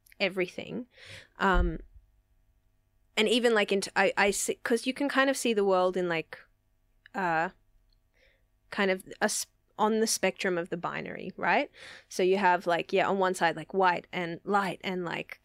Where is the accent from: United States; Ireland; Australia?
Australia; Sydney, New South Wales; my experience of growing up in the West was like multiculturalism, family, community